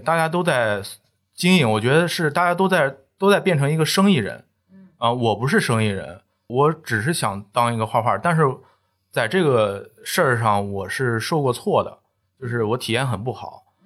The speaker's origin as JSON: {"language": "Chinese", "town": "Shijiazhuang", "region": "Hebei", "country": "China", "also_born_or_lived": "Wuhan", "moved": "yes", "lives_now": "Jingdezhen, China", "said": "我是河北石家庄人"}